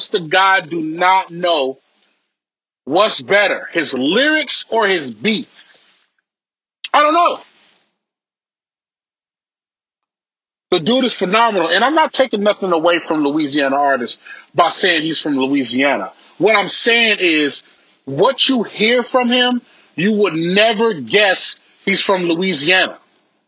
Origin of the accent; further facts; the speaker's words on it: Belize; I'm from Belize. My family is from Belize